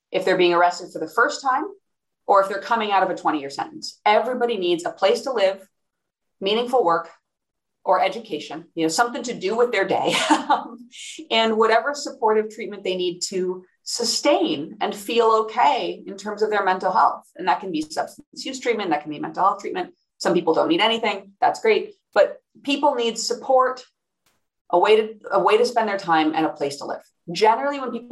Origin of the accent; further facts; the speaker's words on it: Iowa City, Iowa, United States; moved away; also born or lived in California / New York; my hometown of Iowa City, Iowa.